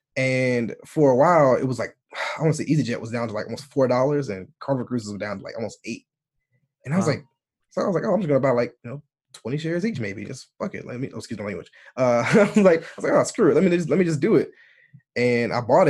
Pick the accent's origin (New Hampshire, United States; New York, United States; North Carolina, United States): North Carolina, United States; moved away as an adult; also born or lived in Italy / Guam; now in United Kingdom; Southern people from my, like North Carolina